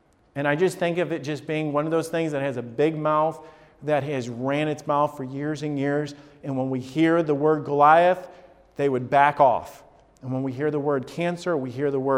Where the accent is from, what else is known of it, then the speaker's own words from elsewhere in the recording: Huntsville or Decatur, Alabama, United States; now in Columbus, United States; I grew up in Huntsville or Decatur, Alabama